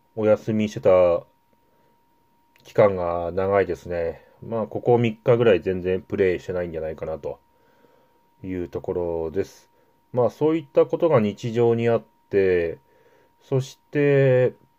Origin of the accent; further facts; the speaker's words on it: Yamagata, Japan; 私の地元山形